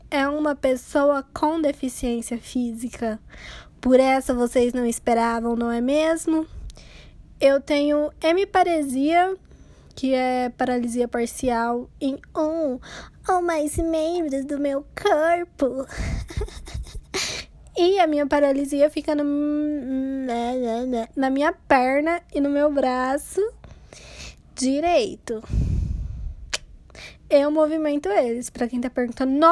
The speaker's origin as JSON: {"language": "Portuguese", "country": "Brazil", "said": "vou tentar de novo porque sou brasileira e não desisto nunca."}